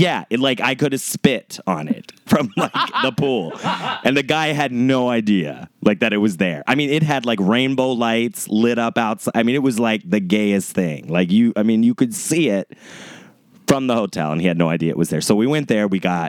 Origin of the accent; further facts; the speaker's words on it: Ohio, United States; moved away as an adult; now in California, United States; I grew up in Ohio, so I've lived in California about 8 or 9 years.